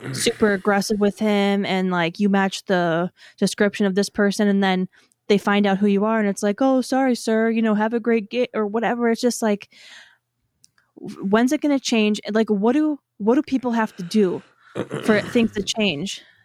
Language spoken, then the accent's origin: English; Wisconsin, United States; I grew up in Wisconsin.